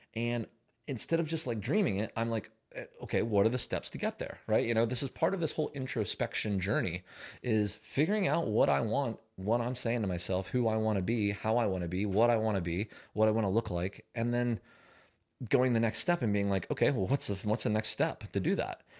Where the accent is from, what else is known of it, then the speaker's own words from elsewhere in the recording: Pennsylvania, United States; moved away; I'm from Pennsylvania